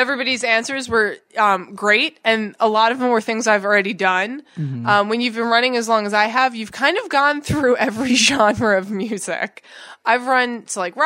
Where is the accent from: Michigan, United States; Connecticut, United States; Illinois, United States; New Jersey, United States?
New Jersey, United States; Sayreville; I grew up in Sayreville